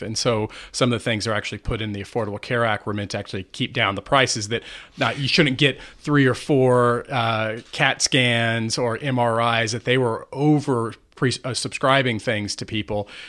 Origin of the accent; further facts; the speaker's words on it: McAllen, Texas, United States; moved away as an adult; also born or lived in Washington; I grew up in McAllen, Texas